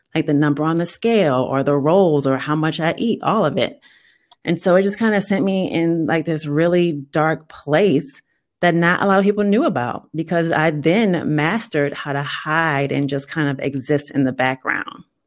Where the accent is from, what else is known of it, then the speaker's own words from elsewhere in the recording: New Orleans, Louisiana, United States; moved away as an adult; now in Texas, United States; I was born and raised in New Orleans